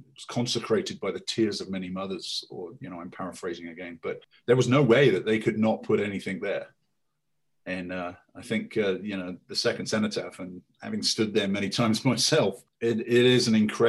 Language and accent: English; United Kingdom; as British